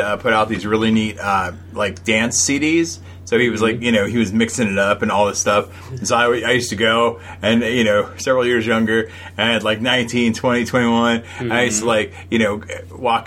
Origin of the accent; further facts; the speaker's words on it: Sacramento, California, United States; we were growing up in Sacramento